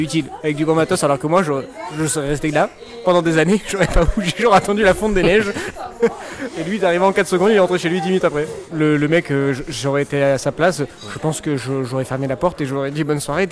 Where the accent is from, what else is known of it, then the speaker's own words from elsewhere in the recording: Marseille, Provence-Alpes-Côte d'Azur, France; moi, en tant que bon Marseillais